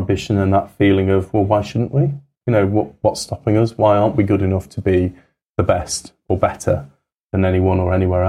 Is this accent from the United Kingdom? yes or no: yes; Manchester, North West England, United Kingdom; moved away as an adult; also born or lived in South Africa / Pakistan / India; I'm from Manchester originally